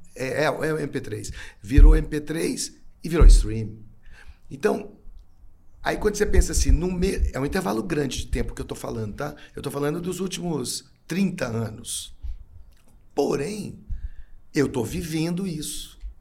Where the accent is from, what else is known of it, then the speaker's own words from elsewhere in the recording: Belo Horizonte, Minas Gerais, Brazil; sou de Belo Horizonte.